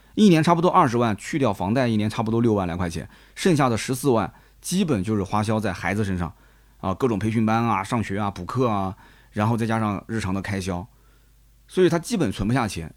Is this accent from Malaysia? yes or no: no; Nanjing, Jiangsu, China; 我们南京人彻底听不懂